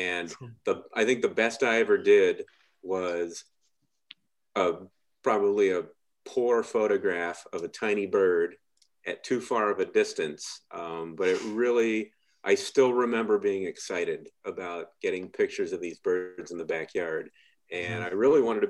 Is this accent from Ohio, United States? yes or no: yes; Wooster, Ohio, United States; I grew up in Worcester